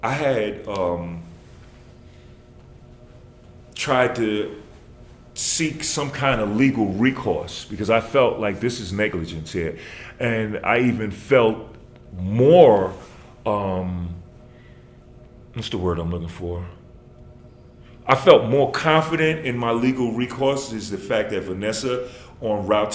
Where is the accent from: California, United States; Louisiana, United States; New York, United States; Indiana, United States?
New York, United States; moved away; I'm from New York